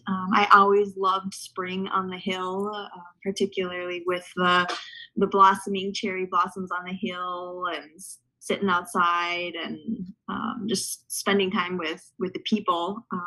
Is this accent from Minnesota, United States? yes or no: yes; St. Cloud, Minnesota, United States; So I grew up in St. Cloud, Minnesota. I am a third generation Gusty.